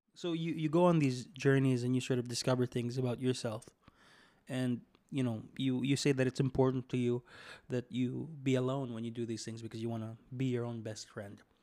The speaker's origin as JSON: {"language": "English", "country": "Philippines", "said": "I'm from the Philippines"}